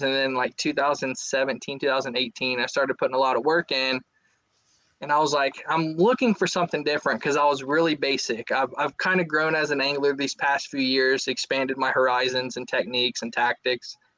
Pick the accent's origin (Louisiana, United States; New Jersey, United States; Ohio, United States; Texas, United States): Ohio, United States; Southwest; also born or lived in Japan; I grew up in Southwest Ohio, fished the, the Great Miami River and all its tributaries